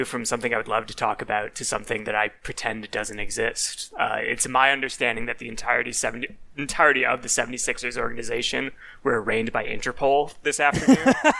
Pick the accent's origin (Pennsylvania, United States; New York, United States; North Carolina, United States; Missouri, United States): Pennsylvania, United States; Philadelphia; I was born in Philadelphia